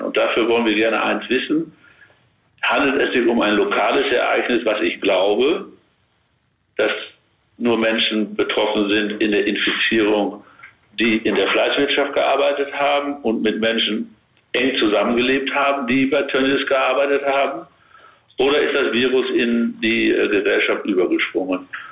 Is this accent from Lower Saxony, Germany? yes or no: no; Münsterland, North Rhine-Westphalia, Germany; ich bin ja auch Münsterländer